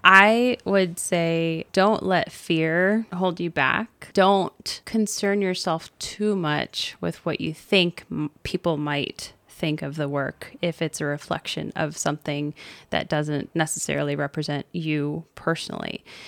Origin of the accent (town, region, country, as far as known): just south of Tampa, Florida, United States; born or raised there; also born or lived in Brownsville, Texas